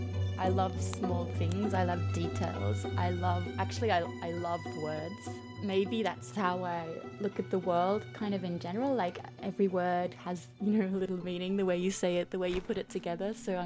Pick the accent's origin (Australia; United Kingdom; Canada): Australia; also born or lived in Switzerland; now in France; I was born in Switzerland, grew up in Australia, and now live between Paris and Zurich.